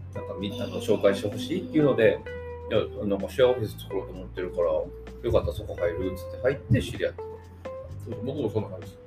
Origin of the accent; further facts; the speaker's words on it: Ashiya, Hyogo, Japan; now in Kobe, Japan; もともと僕はアジアなんですよ、出身